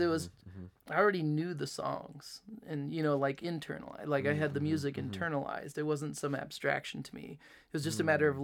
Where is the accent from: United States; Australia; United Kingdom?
United States; Delphos, Ohio; now in Fort Wayne, United States; in Ohio, like in the town where I grew up in Delphus